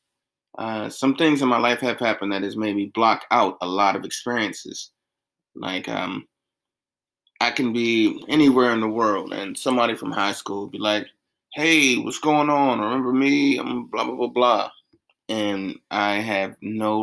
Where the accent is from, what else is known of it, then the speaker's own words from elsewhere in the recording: South Carolina, United States; moved away; as a kid growing up in South Carolina